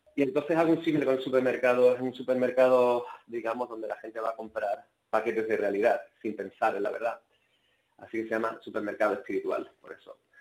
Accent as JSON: {"language": "Spanish", "country": "Spain", "moved": "yes", "lives_now": "Sweden", "said": "Y los que somos españoles"}